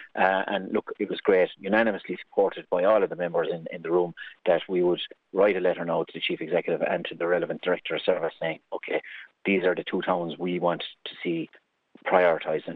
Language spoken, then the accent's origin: English; Carrigaholt, Munster, Ireland; I grew up in Carrigaholt.